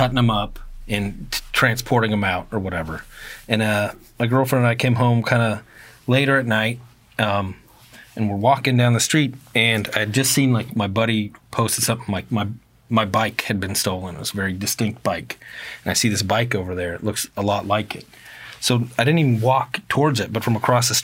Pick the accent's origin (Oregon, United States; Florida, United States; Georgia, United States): Oregon, United States; Eugene; I'm from Eugene